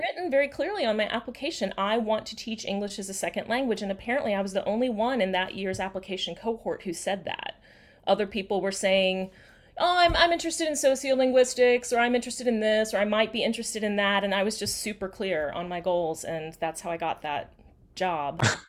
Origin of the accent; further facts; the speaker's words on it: outside of Atlanta, Georgia, United States; also born or lived in South Carolina; now in Washington, DC, United States; I grew up outside of Atlanta